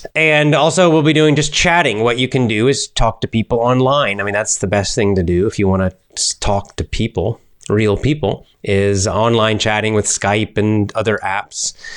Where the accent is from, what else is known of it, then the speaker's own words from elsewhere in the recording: United States; accent: American; I speak with an American accent